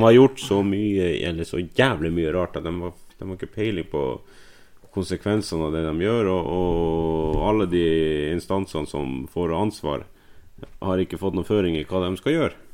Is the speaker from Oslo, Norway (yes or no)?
no; Finnmark, Norway; Vi er fra Finnmark